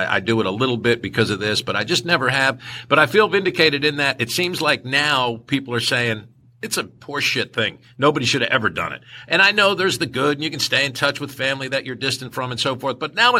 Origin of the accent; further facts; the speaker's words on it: North Carolina, United States; also born or lived in New York, United States; But wait a minute, I grew up in North Carolina, whatever.